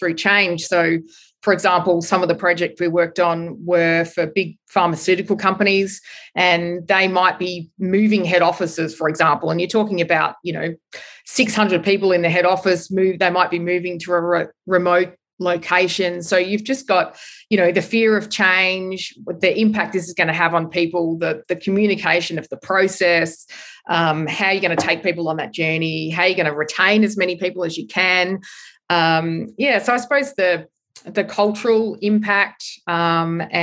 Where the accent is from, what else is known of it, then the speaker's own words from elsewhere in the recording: Australia; moved away as an adult; also born or lived in London; find a job as an Australian